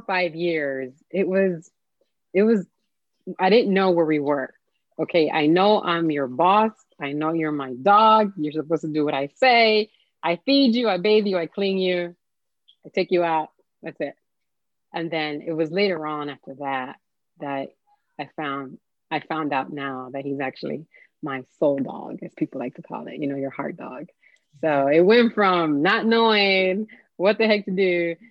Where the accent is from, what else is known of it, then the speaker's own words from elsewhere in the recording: Miami, Florida, United States; I grew up in Miami